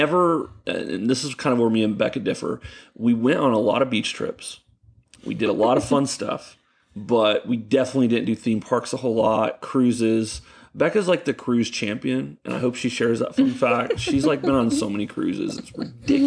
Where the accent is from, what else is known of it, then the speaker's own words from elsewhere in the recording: Ocala, Florida, United States; also born or lived in Gainesville, Florida; I was born in Gainesville, and my parents lived here in Ocala, and so I grew up here in Ocala